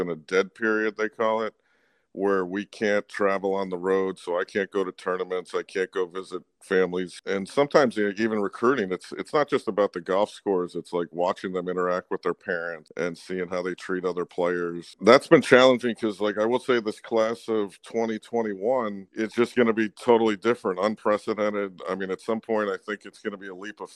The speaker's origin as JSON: {"language": "English", "region": "New Jersey", "country": "United States", "tie": "born or raised there", "moved": "yes", "lives_now": "New Hampshire, United States", "said": "I grew up in New Jersey"}